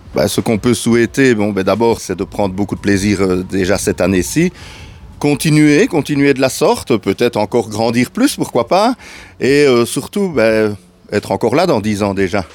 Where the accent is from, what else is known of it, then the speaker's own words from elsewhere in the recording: Ardennes, Wallonia, Belgium; on, est en Ardennes, quand on est des Ardennais